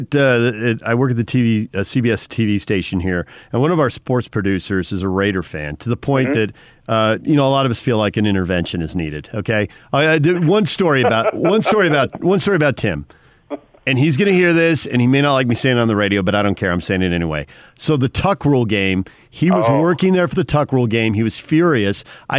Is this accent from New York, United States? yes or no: no; San Diego, California, United States; I grew up in San Diego, a Charger fan